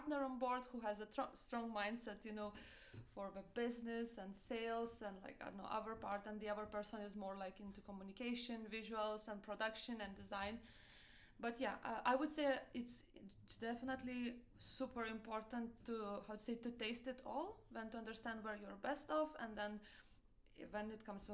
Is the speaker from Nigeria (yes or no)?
no; Lithuania; English is a second language; moved away as an adult; also born or lived in Italy; now in Denmark; I'm originally from Lithuania